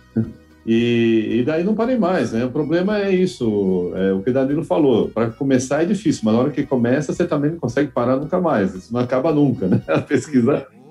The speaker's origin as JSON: {"language": "Portuguese", "town": "Mogi das Cruzes", "region": "São Paulo", "country": "Brazil", "lives_now": "São Paulo, Brazil", "said": "eu sou de Mogi das Cruzes aqui em São Paulo"}